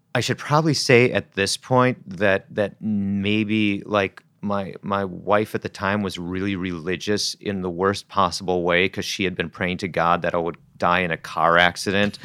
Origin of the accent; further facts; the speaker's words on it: Wisconsin, United States; I grew up in Wisconsin